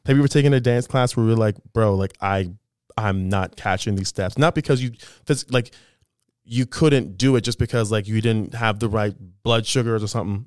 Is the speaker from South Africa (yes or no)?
no; Thornhill, Ontario, Canada; also born or lived in Toronto; I grew up in Thornhill